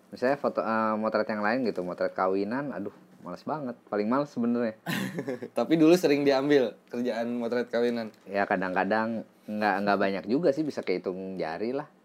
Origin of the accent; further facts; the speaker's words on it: Bandung, West Java, Indonesia; Terus uh, karena saya kan dulu dari Bandung. Uh, seneng sama band-band Bandung.